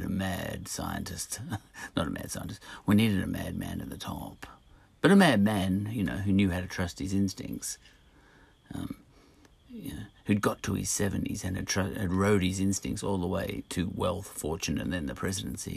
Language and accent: English; Australia; I'm an Australian